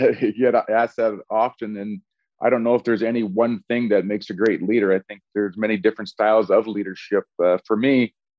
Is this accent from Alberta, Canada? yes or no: yes; Edmonton, Alberta, Canada; also born or lived in Portland, Oregon; in my hometown. I knew what NHL hockey meant to the people in Edmonton.